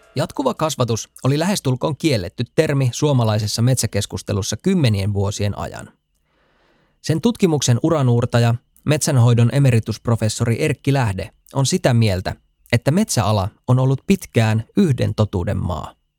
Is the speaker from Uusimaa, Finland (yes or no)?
no; Kemi, Lapland, Finland; Mä olen kotoisin paperipaikkakunnalta Kemistä.